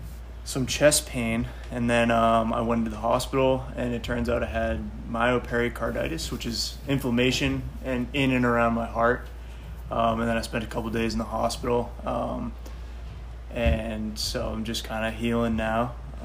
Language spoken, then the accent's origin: English; Falmouth, Massachusetts, United States; Falmouth, Mass.